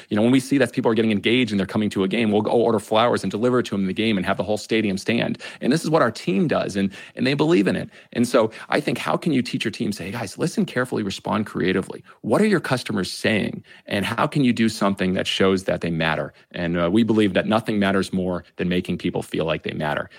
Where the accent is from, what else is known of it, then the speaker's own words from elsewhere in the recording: Massachusetts, United States; I'm from Massachusetts and I got to be bat boy for the Red Sox when I was five years old.